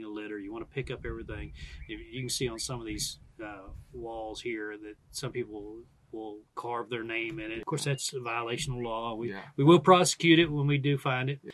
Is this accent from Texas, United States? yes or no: yes; Dallas, Texas, United States; now in Texas, United States; I grew up in Dallas-Fort Worth